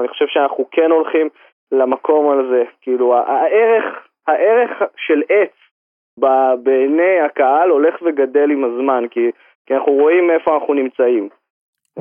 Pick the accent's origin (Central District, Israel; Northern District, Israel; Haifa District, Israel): Northern District, Israel; Harashim; אני פה נולדתי בחרשים בתוך אה, יישוב אה, קטן, בתוך הטבע, צמוד לשמורת טבע